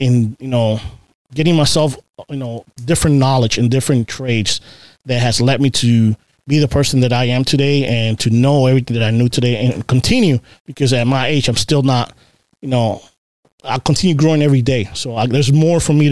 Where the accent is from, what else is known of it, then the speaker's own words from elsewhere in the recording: Boston, Massachusetts, United States; also born or lived in Puerto Rico / Baltimore, Maryland; now in Maryland, United States; Growing up in Boston